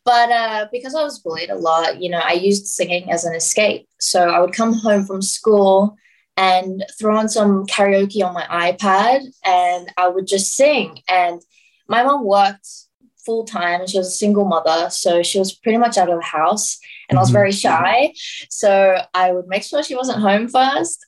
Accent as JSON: {"language": "English", "town": "Sydney", "region": "New South Wales", "country": "Australia", "tie": "born or raised there", "also_born_or_lived": "Brisbane", "said": "I grew up in Western Sydney"}